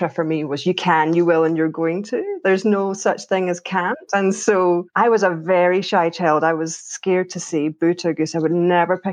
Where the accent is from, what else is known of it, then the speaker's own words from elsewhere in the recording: Troon, Scotland, United Kingdom; also born or lived in Glasgow / New Zealand / Australia; now in Edinburgh, United Kingdom; I am from Troon, which is, everybody probably knows, but it's a smallish town southwest of Glasgow